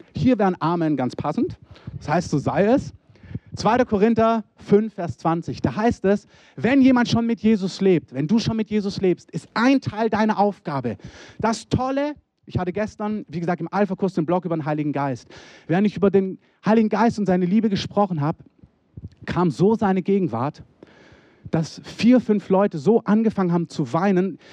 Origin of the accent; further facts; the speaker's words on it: Germany; als Deutsche